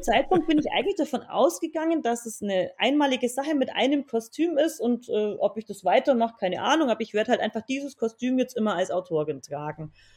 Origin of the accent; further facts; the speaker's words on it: Swabian part, Bavaria, Germany; ich komme aus Bayern, wie man vermutlich auch hört, aus dem schwäbischen Teil